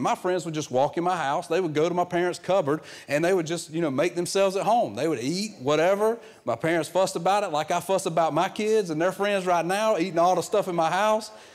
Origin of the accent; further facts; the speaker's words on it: the South, United States; I'm from the real South where we, we call everything a Coke